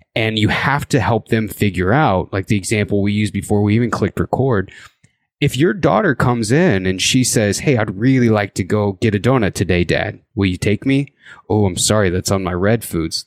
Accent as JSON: {"language": "English", "region": "Indiana", "country": "United States", "tie": "born or raised there", "moved": "yes", "lives_now": "Idaho, United States", "said": "I actually grew up in the Midwest. I grew up in Indiana"}